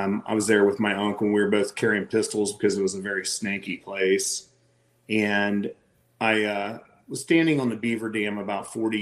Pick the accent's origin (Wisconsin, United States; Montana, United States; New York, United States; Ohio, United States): Ohio, United States; Southeast; moved away as an adult; now in Charleston, United States; I grew up in Southeast Ohio.